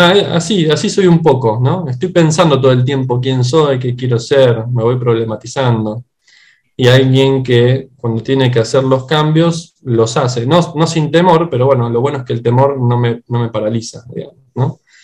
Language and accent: Spanish; Buenos Aires Province, Argentina; moved away as an adult; now in Buenos Aires, Argentina; soy originario en realidad también de, o sea, dentro de la provincia de Buenos Aires